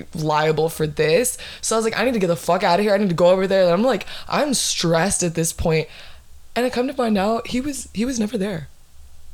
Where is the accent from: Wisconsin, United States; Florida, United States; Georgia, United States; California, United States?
Florida, United States; my hometown, my fucking city, my 407